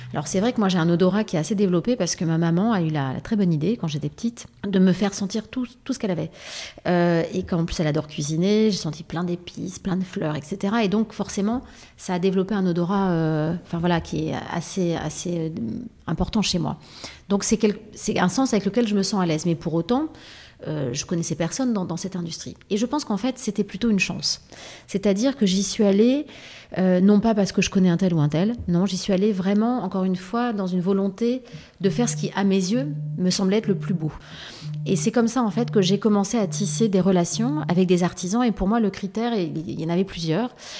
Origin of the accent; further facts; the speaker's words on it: Paris, Île-de-France, France; also born or lived in Provence / Var; je vivais à Paris et je passais toutes mes vacances dans le sud